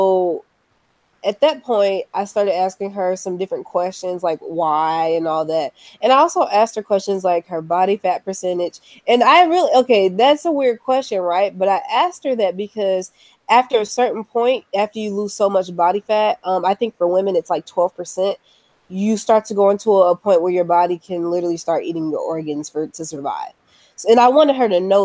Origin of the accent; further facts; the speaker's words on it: United States; being an American citizen in 2018.